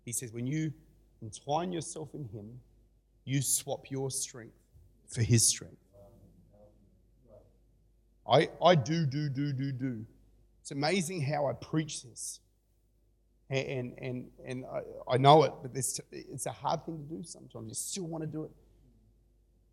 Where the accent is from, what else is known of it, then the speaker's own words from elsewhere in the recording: Australia; I'm an Aussie